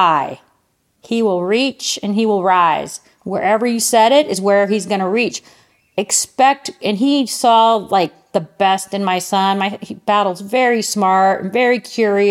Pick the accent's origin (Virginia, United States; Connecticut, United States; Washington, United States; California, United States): California, United States; moved away; also born or lived in Cleveland, Ohio; I'm Californian